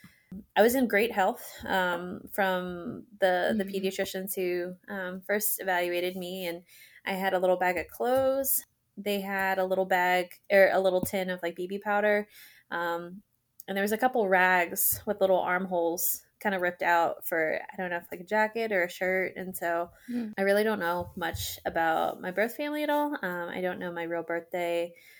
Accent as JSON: {"language": "English", "town": "Laurel", "region": "Maryland", "country": "United States", "tie": "born or raised there", "also_born_or_lived": "Falls Church, Virginia", "said": "So I was in Falls Church, Virginia for the first 3 years. And then I grew up in Laurel, Maryland."}